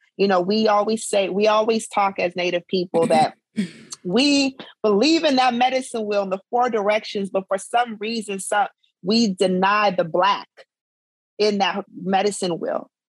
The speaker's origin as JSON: {"language": "English", "region": "South Dakota", "country": "United States", "tie": "born or raised there", "said": "growing up in South Dakota, you know, there wasn't a lot of Black and Ogallalas."}